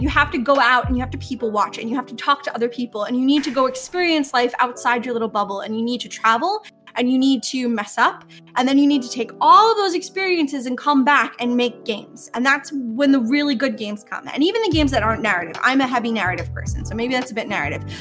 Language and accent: English; New York, United States; I am from New York and it's hella diverse here